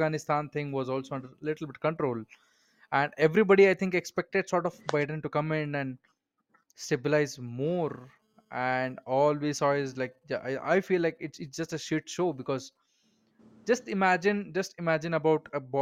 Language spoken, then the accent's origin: English; India; I live in India. I never left my country.